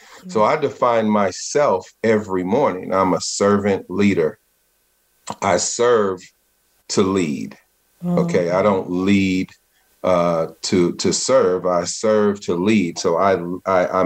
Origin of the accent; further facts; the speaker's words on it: Richmond, California, United States; I came from Richmond, California, It's in an impoverished, underserved area in the Bay Area